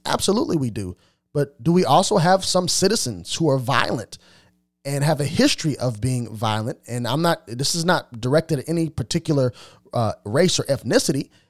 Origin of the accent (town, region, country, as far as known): Carbondale, Illinois, United States; born or raised there; also born or lived in Jacksonville, Illinois